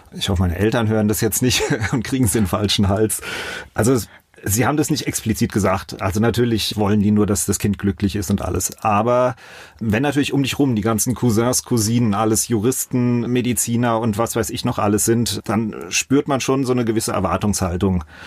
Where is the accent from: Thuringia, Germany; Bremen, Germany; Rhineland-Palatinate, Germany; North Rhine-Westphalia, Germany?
Rhineland-Palatinate, Germany; Mainz; Auch aufgewachsen, zuerst in Bretzenheim im Südring die ersten sechs, sieben Jahre und dann äh, sind wir nach Finden gezogen